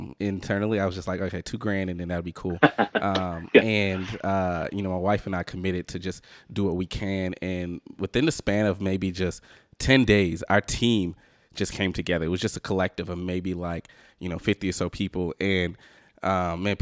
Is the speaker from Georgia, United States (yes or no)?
yes; Atlanta, Georgia, United States; now in San Francisco, United States; We're from Atlanta